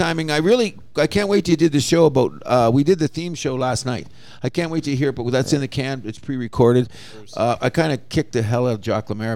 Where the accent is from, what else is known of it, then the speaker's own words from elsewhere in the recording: Canada; as a Canadian